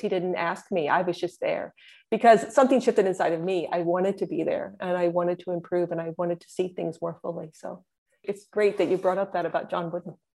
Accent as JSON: {"language": "English", "region": "Indiana", "country": "United States", "tie": "born or raised there", "moved": "yes", "said": "I am a Hoosier through and through, uh, which is what people from Indiana are referred to as."}